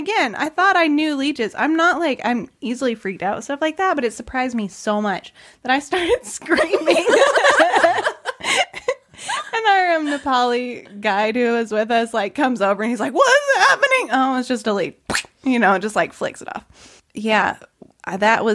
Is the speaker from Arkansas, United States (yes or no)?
yes; Arkansas, United States; moved away; I am from Arkansas. I grew up in the country